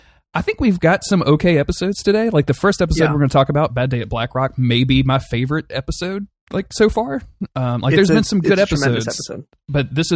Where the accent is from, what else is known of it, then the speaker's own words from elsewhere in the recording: Northeast, United States; accent: Northeastern; I'm going back in and dubbing my Northeastern accent on top of this because I can do accents.